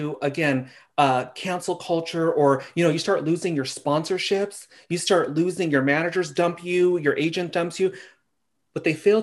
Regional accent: Simi Valley, California, United States; I lived in Simi Valley. I don't know if you're familiar with that. I grew up here.

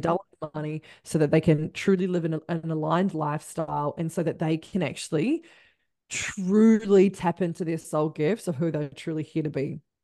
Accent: Christchurch, Canterbury, New Zealand; I'm from Christchurch.

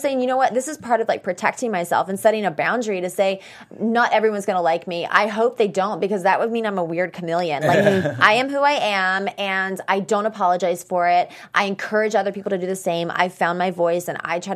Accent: the South, United States; we're both from the South

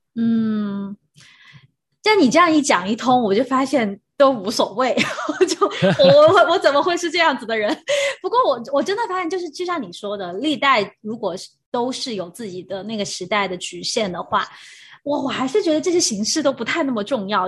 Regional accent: China; now in Taiwan; 因为我是大陆的背景

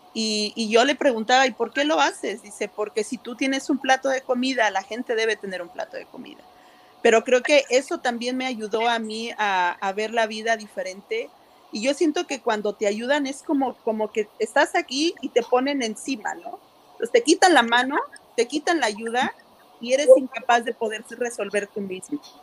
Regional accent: Mexico; moved away as an adult; now in Santa Ana, United States; soy mexicana, soy promotora con Latinos Hot Access

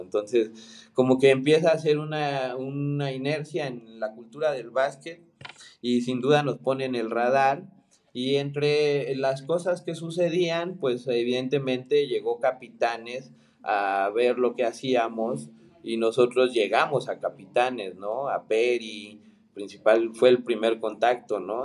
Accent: Mexico; also born or lived in Argentina; soy mexicano, soy diseñador

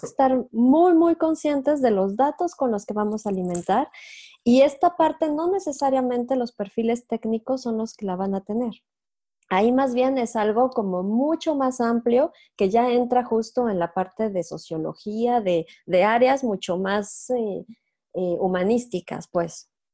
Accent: Mexico; moved away as an adult; also born or lived in Mexico City; now in France; soy mexicana

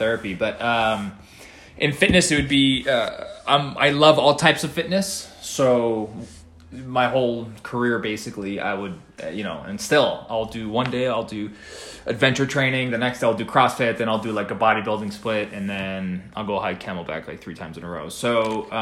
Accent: New York City, New York, United States; moved away; I'm from the East Coast. Grew up in New York City a little bit

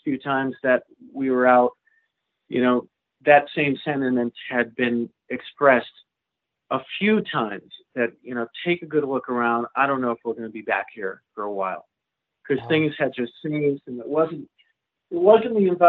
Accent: New England, United States; And to get used to growing up in New England and being able to do one-nighters

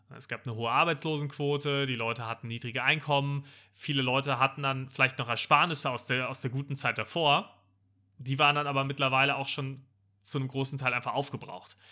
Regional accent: Germany; als Deutscher

